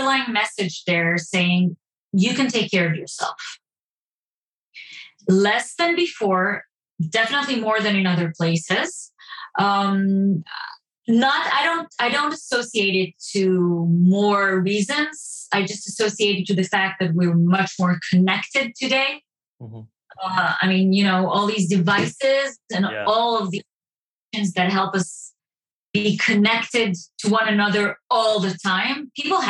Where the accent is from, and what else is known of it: Israel